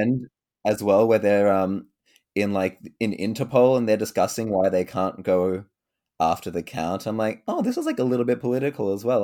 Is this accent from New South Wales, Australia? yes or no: yes; Sydney, New South Wales, Australia; I'm from Sydney, um, Canada, no, uh, Sydney, Australia